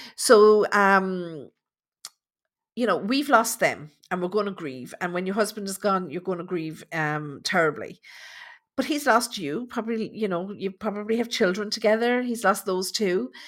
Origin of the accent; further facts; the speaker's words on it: Tipperary, Munster, Ireland; I'm from Tipperary